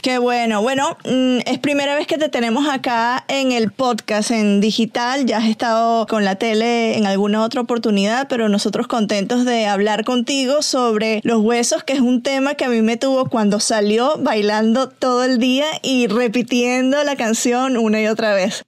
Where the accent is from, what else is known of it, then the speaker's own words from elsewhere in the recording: Venezuela; yo soy venezolana, crecí en los 90